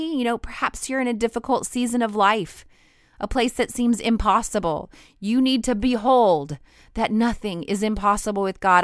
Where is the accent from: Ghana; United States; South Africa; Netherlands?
United States; Idaho; moved away as an adult; now in Louisiana, United States; I'm from Idaho.